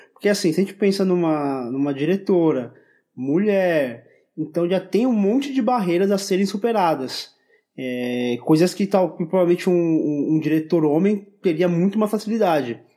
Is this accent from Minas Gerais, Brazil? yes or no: no; São Paulo, Brazil; para mim que sou paulista